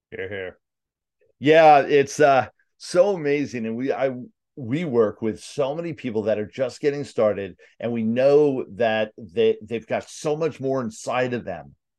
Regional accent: New York City, New York, United States; New York, Staten Island

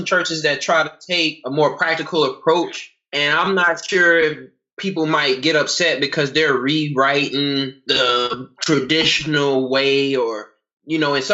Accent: United States; also born or lived in North Carolina / South Carolina; I'm from North Carolina and South Carolina. I grew up there

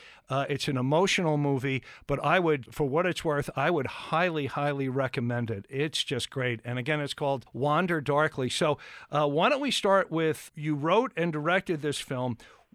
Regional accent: Massapequa, New York, United States; also born or lived in Lindenhurst, New York; I'm originally from Massapequa, as I told Tara, and I lived in Lindenhurst for quite a while.

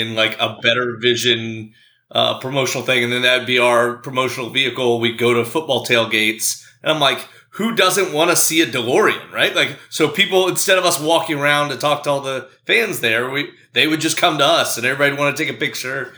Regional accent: Baltimore, Maryland, United States; I grew up here in the Baltimore area

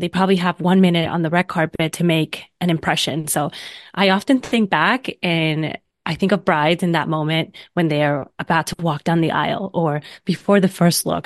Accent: Vega Baja, Puerto Rico; now in New York City, United States; born and raised in Puerto Rico in a small city in the north of the island called Vega Baja

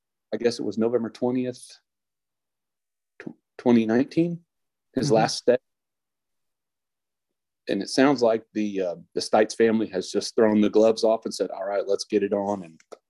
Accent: Bastrop, Texas, United States; I am from Bastrop.

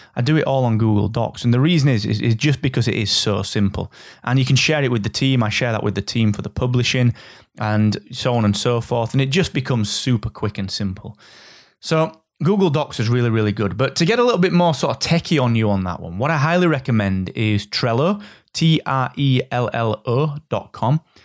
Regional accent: Yorkshire and the Humber, United Kingdom; I'm from Yorkshire

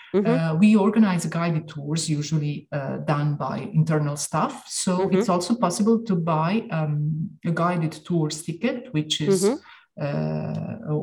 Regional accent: Dubrovnik, Dubrovnik-Neretva County, Croatia; moved away as an adult; now in Venice, Italy; I come from Dubrovnik in Croatia

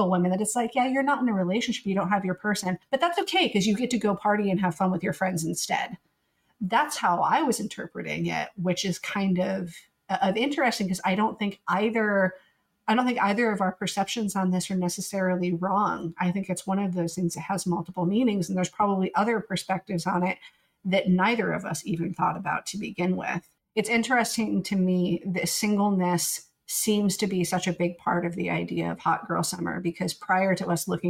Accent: the Bible Belt, United States; we grew up in the Bible Belt

